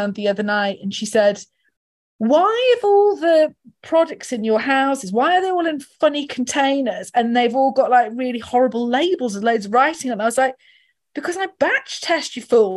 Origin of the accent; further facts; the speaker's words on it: the north of England, United Kingdom; As a Northerner